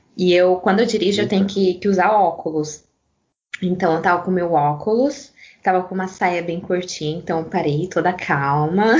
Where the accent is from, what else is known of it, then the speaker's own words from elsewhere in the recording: Brazil; moved away as an adult; now in Italy; já faz mais de dez anos que eu moro aqui, até hoje quando eu falo que eu sou brasileira